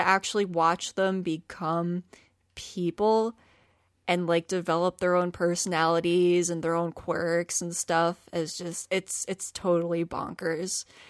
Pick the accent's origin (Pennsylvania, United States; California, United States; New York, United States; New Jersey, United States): Pennsylvania, United States; Philadelphia; I grew up in South Philly, and then I ended up moving to the suburbs when I was sixteen